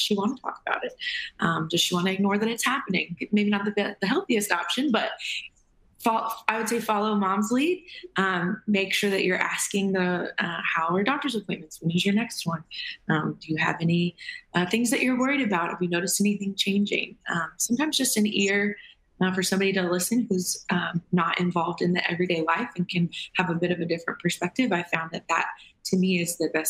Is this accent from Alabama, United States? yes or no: yes; Birmingham, Alabama, United States; now in Nashville, United States; I live in Nashville, Tennessee, and I'm from Birmingham, Alabama, which is where my parents currently live.